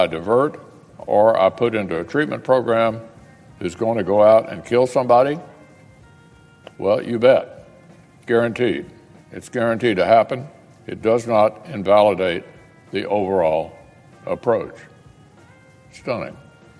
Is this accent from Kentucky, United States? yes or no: yes; Louisville, Kentucky, United States; In my hometown of Louisville